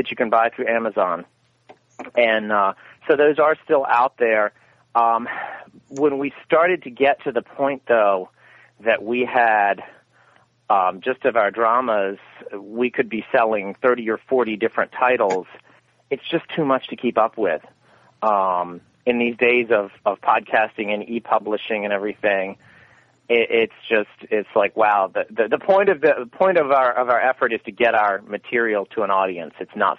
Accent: the South, United States; I'm from the South

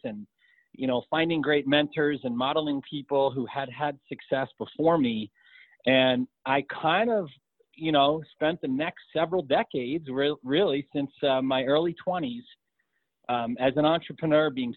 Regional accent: New York, United States; now in Colorado, United States; I was born and raised in New York

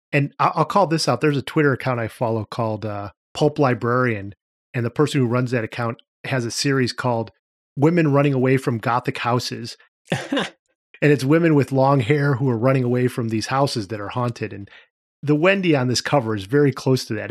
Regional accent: Cleveland, Ohio, United States; I grew up in Cleveland

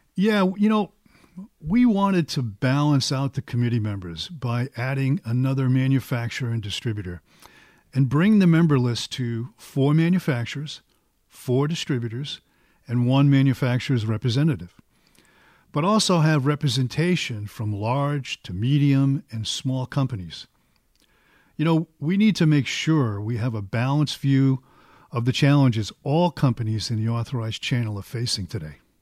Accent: Boston, Massachusetts, United States; I'm from Boston, so it's probably, everything is wicked good

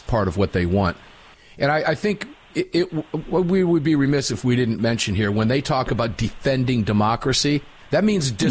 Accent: Tampa, Florida, United States; moved away; my hometown of Tampa

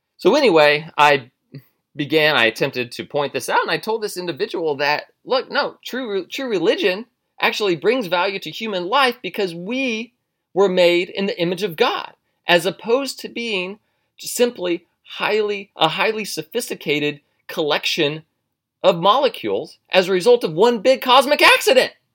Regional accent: United States; I'm an American.

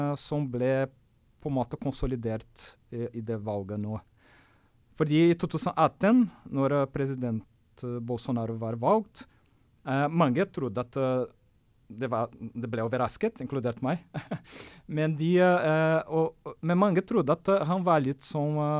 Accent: Brazil; Norwegian is a second language; now in Norway; for meg som brasilianer

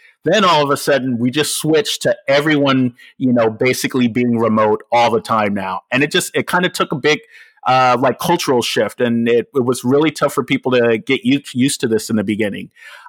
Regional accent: Los Angeles, California, United States; moved away as an adult; now in Bay Area, United States; I'm originally from Los Angeles, and for those of you that don't know, me and George actually know each other from LA from many, many years ago. And moved up to the Bay Area about 10 years ago.

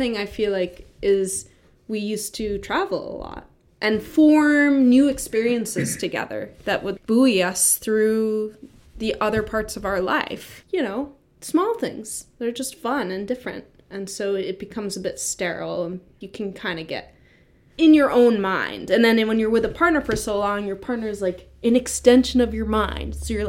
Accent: New York City, New York, United States; I'm from New York. New York City? Yeah, and my mom's Italian.

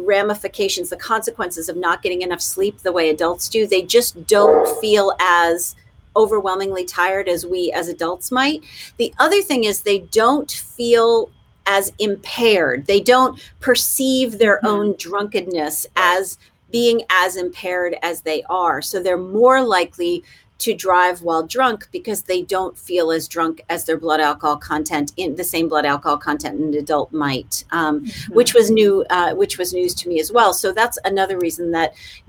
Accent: Massachusetts, United States; I'm from Massachusetts

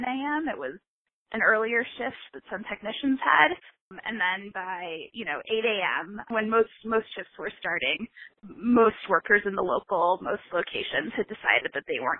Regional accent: Indiana, United States; my home state of Indiana

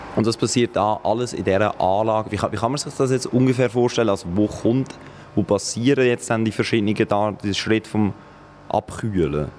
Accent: Aarau, Aargau, Switzerland; bei uns in Aarau

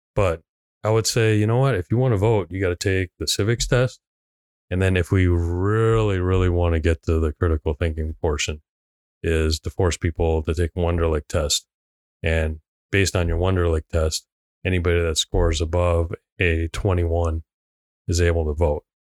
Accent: Hong Kong; moved away; I am a direct immigrant. I was born in Hong Kong. I came here on a visa.

